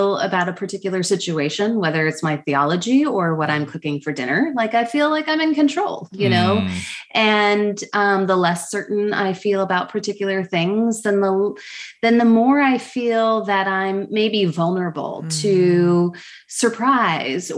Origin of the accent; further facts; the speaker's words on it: United States; moved away as an adult; also born or lived in Toronto, Canada; So I'm an American who was living away for many years, about 11 years outside of the US, but we're back to Cincinnati to care for aging parents.